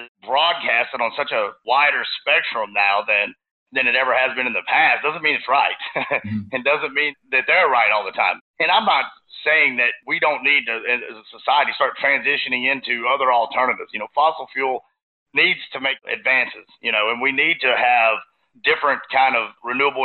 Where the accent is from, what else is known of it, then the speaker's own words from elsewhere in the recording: Texas, United States; I'm from Texas. And when you grow up in Texas